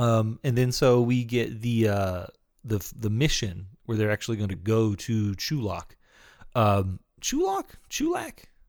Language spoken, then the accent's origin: English; Texas, United States